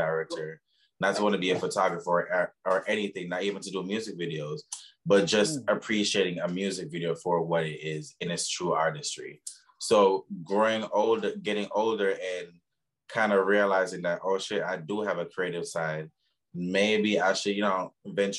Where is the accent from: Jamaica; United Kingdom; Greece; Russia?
Jamaica; moved away; I'm originally from Jamaica.